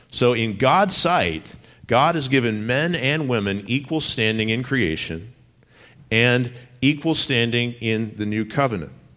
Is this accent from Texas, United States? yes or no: yes; Texas, United States; moved away; I grew up in Texas